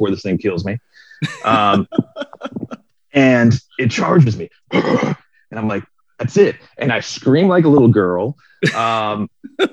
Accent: Florida, United States; I grew up in Florida

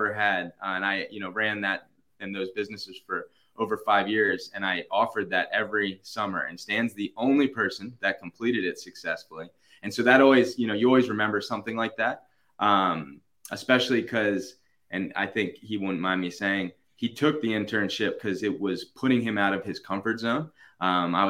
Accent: Baltimore, Maryland, United States; moved away as an adult; now in Virginia, United States; I'm from Baltimore originally

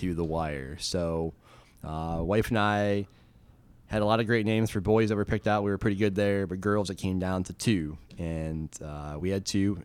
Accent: Dansville, Michigan, United States; also born or lived in Lansing, Michigan; now in Durham, United States; I grew up in that area, uh, about fifteen minutes out of Lansing, Michigan, in a small town called Dansville

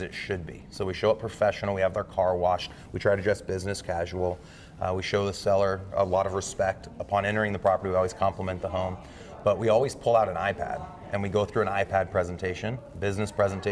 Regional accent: Omaha, Nebraska, United States; Born and raised in Omaha

